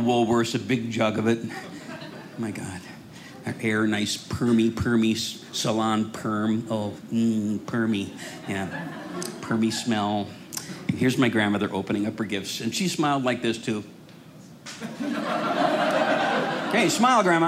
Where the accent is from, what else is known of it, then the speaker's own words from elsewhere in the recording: Rochester, Minnesota, United States; I grew up in Rochester, Minnesota